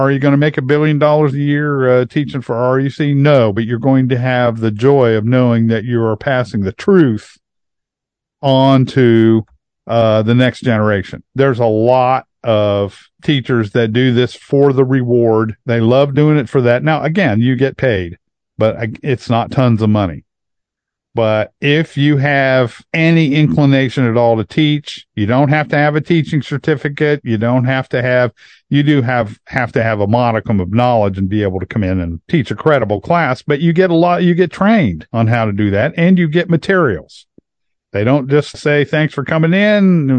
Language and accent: English; Hebron, Ohio, United States; my hometown in Hebron